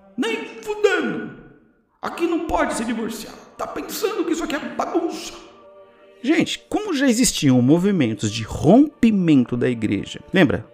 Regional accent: Brazil; somos brasileiros

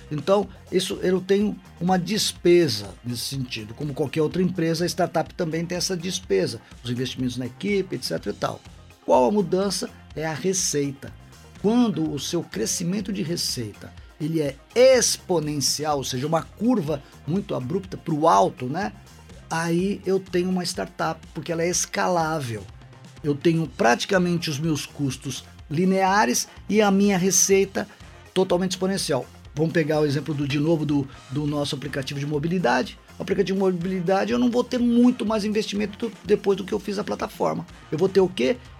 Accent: São Paulo, Brazil; now in Governador Valadares, Brazil; Eu, eu sou paulistano de nascimento

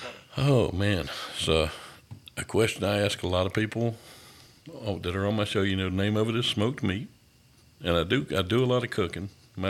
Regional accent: Thomson, Georgia, United States; my hometown of Thompson.

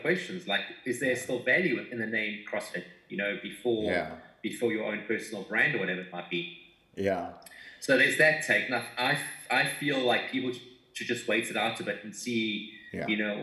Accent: South Africa; we come from South Africa

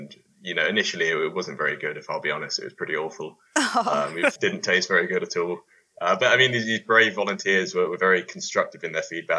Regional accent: Bath, South West England, United Kingdom; also born or lived in London; now in Edinburgh, United Kingdom; So I moved up from London. Well, I come from Bath, but I moved from London up to Edinburgh

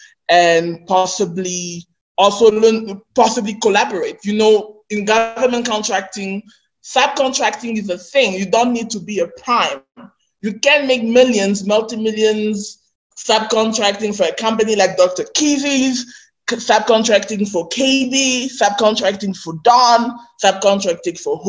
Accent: Nigeria; accent: Nigerian pidgin; my Nigerian pidgin accent

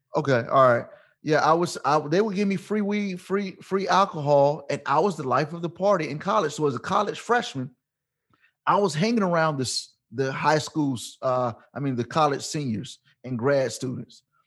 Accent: Portsmouth, Virginia, United States; I'm born and raised in Virginia

